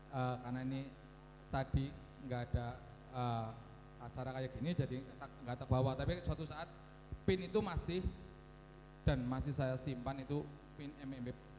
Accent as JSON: {"language": "Indonesian", "town": "Baturraden", "region": "Central Java", "country": "Indonesia", "tie": "born or raised there", "said": "di sana itu desaku."}